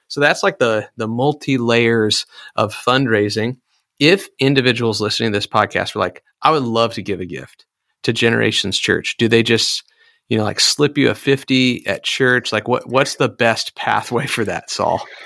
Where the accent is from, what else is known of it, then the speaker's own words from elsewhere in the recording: Iowa, United States; I'm from Iowa